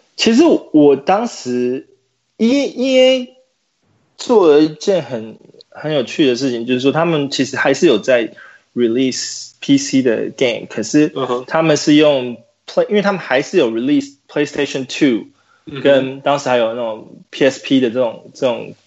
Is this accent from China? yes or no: no; Taiwan; 做 N B A Live 的团队里面不是只有我一个台湾人